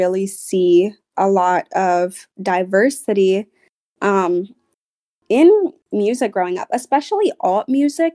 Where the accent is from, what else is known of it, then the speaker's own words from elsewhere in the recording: Charleston, South Carolina, United States; I grew up in the South. I grew up in Charleston, South Carolina